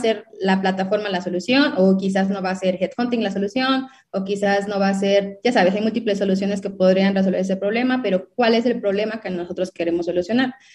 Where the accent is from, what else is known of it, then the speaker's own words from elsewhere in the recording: southern Mexico, Mexico; yo soy em, obviamente mexicana, soy del sur de México